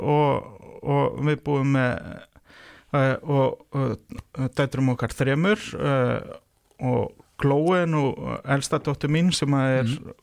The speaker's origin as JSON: {"language": "Icelandic", "town": "Reykjavík", "region": "Capital Region", "country": "Iceland", "tie": "born or raised there", "said": "Ég er fjölskyldufæður í Vesturbænum í Reykjavík"}